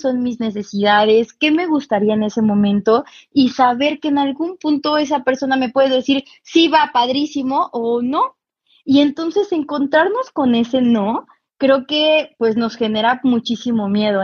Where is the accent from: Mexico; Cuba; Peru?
Mexico; Cuernavaca, Morelos; yo soy de Cuernavaca